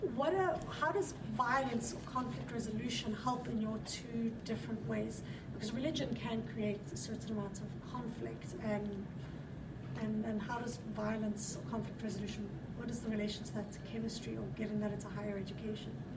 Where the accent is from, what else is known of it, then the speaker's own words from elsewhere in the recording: South Africa; moved away; I'm from South Africa.